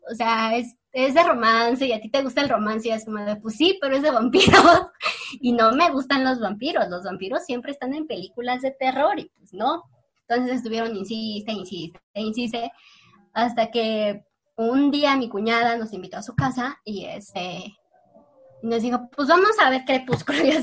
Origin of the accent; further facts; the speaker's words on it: Mexico; tengo 24 años y soy de México.